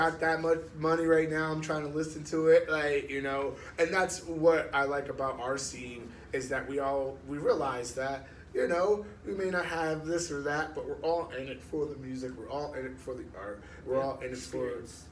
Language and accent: English; Asbury Park, New Jersey, United States; also born or lived in Red Bank, New Jersey; I grew up in Asbury